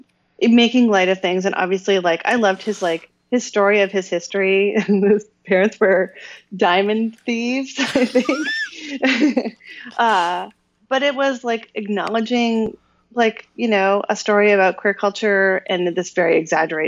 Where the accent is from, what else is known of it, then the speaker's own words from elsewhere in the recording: Canada; I'm a Canadian